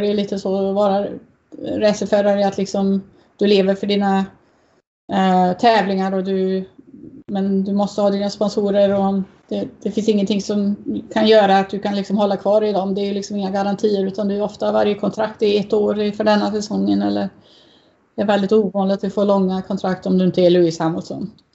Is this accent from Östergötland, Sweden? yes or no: no; Uddevalla, Västra Götaland, Sweden; moved away; i Uddevalla där jag växte upp